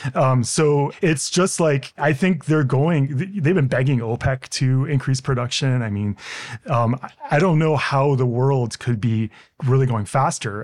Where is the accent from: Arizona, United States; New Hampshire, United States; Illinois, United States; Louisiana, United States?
Illinois, United States; Hinsdale; I grew up outside of Chicago